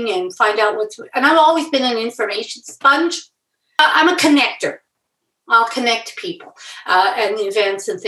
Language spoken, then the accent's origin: English; Edmonton, Alberta, Canada; I grew up in Edmonton